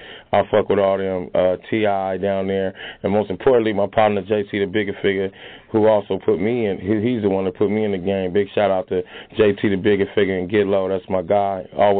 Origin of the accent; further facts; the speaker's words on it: San Francisco, California, United States; I'm from the Fillmore District, the Western Edition in San Francisco, California.